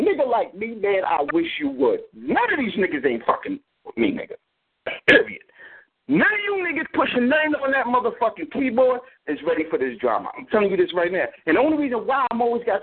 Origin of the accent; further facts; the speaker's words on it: New York City, New York, United States; I'm a Brooklyn nigga.